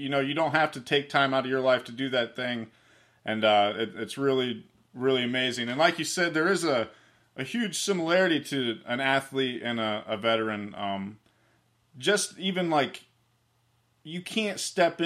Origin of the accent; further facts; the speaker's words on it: Ohio, United States; I'm from Ohio.